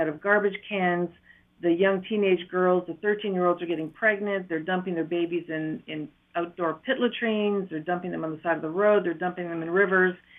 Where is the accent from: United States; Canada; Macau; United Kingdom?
Canada; Matheson, Ontario; accent: Ontario; moved away as an adult; also born or lived in Iroquois Falls / Brockville / Toronto; now in Eswatini; I grew up in northern Ontario in a little town called Matheson